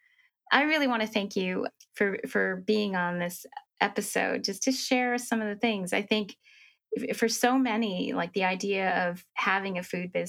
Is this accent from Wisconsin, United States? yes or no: yes; Wisconsin, United States; moved away as an adult; I grew up in Wisconsin.